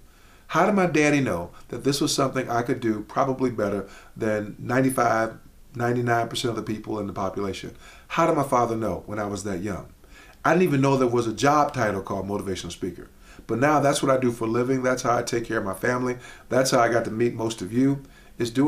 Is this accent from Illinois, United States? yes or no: yes; Chicago, Illinois, United States; when I was a kid growing up in Chicago